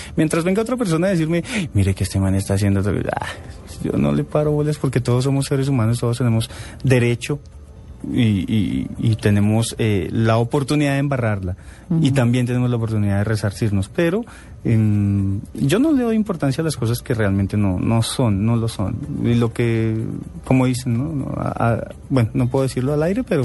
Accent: Bogotá, Colombia; yo nací en Bogotá, el 20 de marzo del 77

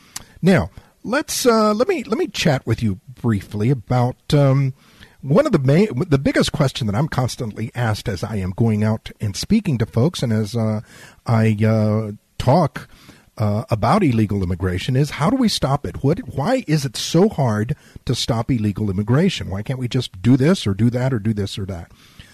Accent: San Antonio, Texas, United States; also born or lived in Laredo, Texas; having been born and raised on the border, having been born and raised in South Texas around illegal immigration, having family that has been around illegal immigration for generations

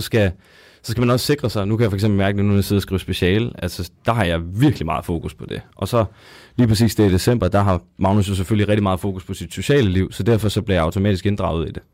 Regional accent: Zealand, Denmark; now in Odense, Denmark; vi kommer begge to fra Sjælland af

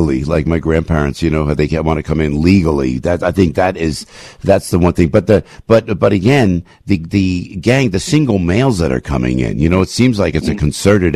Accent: Newark, New Jersey, United States; I come from Newark, New Jersey

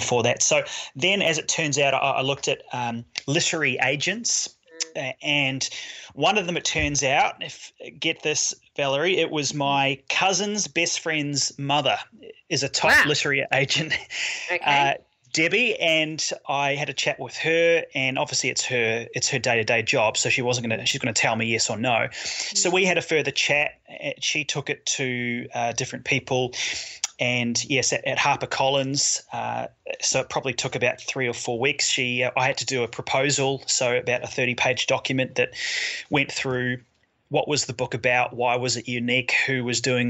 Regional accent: New Zealand; moved away as an adult; now in Australia; I grew up mainly in New Zealand, most of my adult years have been in Australia

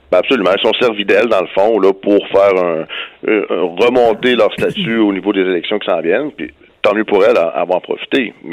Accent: Canada; chez nous au Canada

